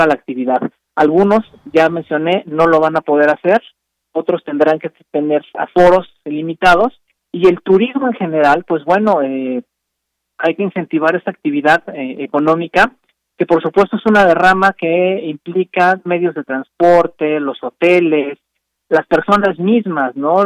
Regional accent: Mexico City, Mexico; soy de la Ciudad de México

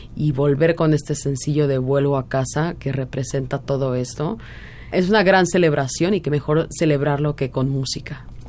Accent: Mexico; moved away; somos dos mexicanos

